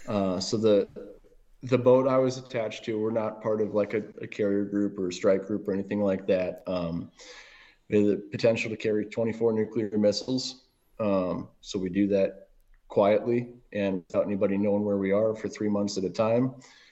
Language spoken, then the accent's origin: English; Manitowoc, Wisconsin, United States; also born or lived in Milwaukee; So I'm originally from the Midwest, born in Milwaukee. And, you know, outside, I spent my time cutting my teeth in Manitowoc or Sheboygan County, just north of Milwaukee, all through childhood